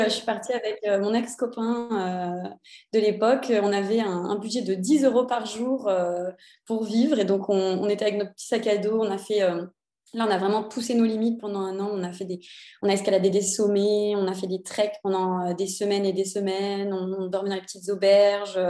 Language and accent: French; Cannes, Provence-Alpes-Côte d'Azur, France; moved away as an adult; now in Copenhagen, Denmark; je viens de Cannes, dans le sud de la France